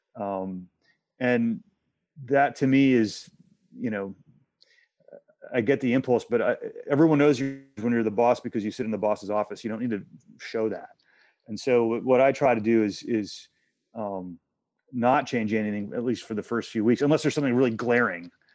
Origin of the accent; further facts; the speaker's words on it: Texas, United States; moved away as an adult; also born or lived in Asia / Hong Kong; I'm from Texas